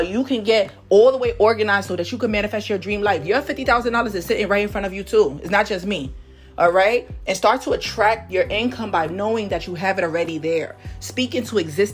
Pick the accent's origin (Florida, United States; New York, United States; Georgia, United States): New York, United States; New York City; I'm from Harlem, New York.